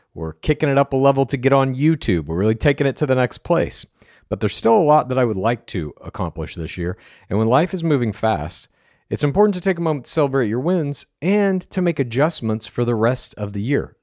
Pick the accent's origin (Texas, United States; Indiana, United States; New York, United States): Texas, United States; Dallas; moved away; I'm from Dallas originally